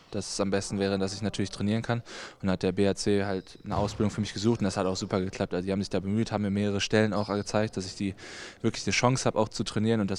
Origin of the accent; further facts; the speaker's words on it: Halver, North Rhine-Westphalia, Germany; Ich komme ja aus Halfa ursprünglich